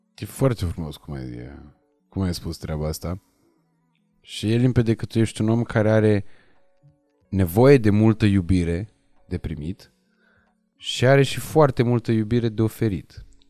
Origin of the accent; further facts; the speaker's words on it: Moldavia, Romania; now in Bucharest, Romania; toți suntem din Moldova